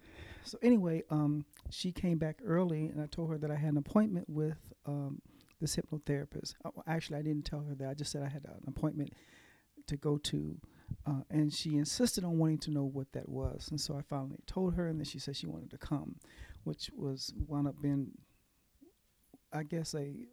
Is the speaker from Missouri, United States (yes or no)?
yes; Kansas City, Missouri, United States; now in Oklahoma, United States; I am originally from Kansas City, Missouri. I now live in Oklahoma.